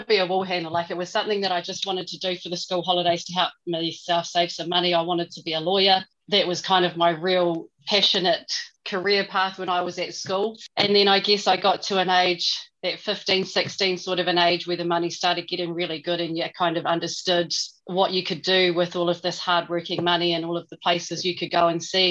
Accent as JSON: {"language": "English", "town": "Milton", "region": "Otago", "country": "New Zealand", "tie": "born or raised there", "also_born_or_lived": "Balclutha, New Zealand", "moved": "as an adult", "lives_now": "Coromandel, New Zealand", "said": "I was born in a little town called Balclutha in South Otago and then raised in an even smaller town called Milton"}